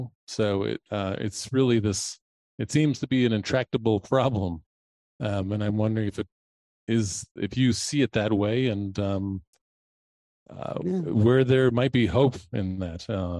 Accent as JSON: {"language": "English", "town": "Boston", "region": "Massachusetts", "country": "United States", "said": "I'm from Boston."}